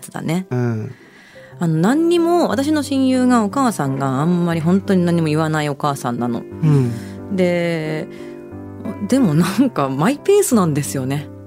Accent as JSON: {"language": "Japanese", "country": "United States", "tie": "born or raised there", "moved": "yes", "lives_now": "Japan", "said": "私アメリカで育ってるから"}